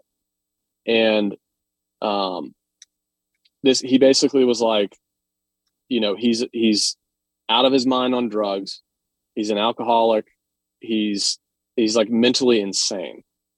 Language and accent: English; Atlanta, Georgia, United States; I'm from Atlanta